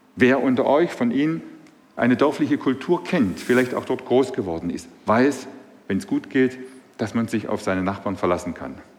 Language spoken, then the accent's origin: German; Swabia, Germany; accent: Swabian; now in Burbach, Germany; Meine Sprache verrät mich, ich bin Schwabe.